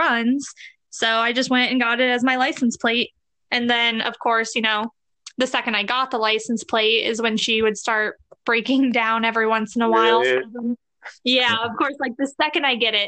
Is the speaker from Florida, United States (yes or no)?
no; Indiana, United States; moved away as an adult; now in Arizona, United States; I'm from Indiana. So that's Midwest.